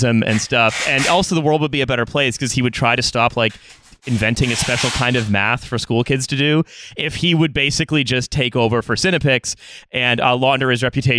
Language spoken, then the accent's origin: English; Canada